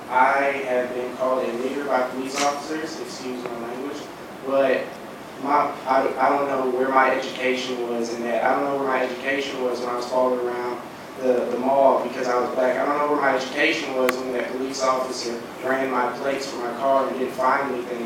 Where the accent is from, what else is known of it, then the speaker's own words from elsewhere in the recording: St. Louis, Missouri, United States; I am from St. Louis, Missouri, so I was a sophomore in high school when he passed away.